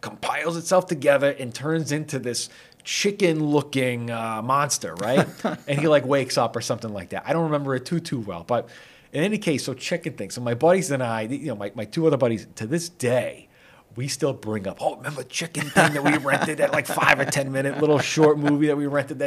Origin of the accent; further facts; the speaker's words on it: Shrewsbury, Massachusetts, United States; I grew up here in Shrewsbury, and I grew up here going to the old school